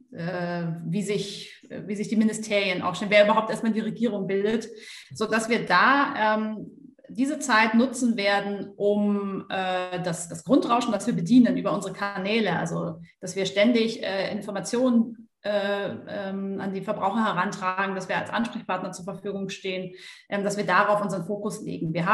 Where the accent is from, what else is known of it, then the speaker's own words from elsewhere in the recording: Bavaria, Germany; also zum einen komme ich aus dem Allgäu und so dieses Bild Kühe auf der Weide ist für mich totales Heimatgefühl.